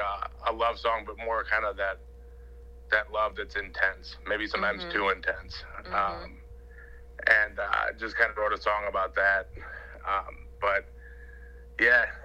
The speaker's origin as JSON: {"language": "English", "town": "St. Louis", "region": "Missouri", "country": "United States", "said": "we're from St. Louis"}